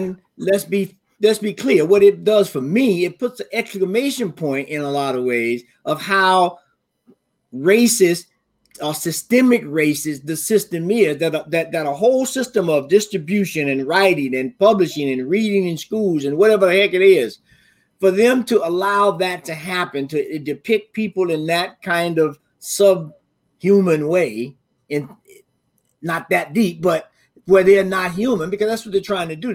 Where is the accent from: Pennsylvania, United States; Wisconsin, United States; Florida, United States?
Florida, United States; I'm from Florida and we had tons of mulberry trees